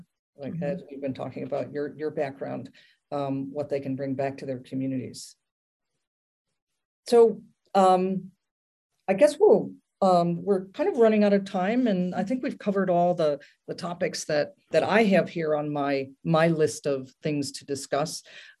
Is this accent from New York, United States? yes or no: yes; upstate New York, United States; moved away; I'm planning to retire in my hometown, rural upstate New York.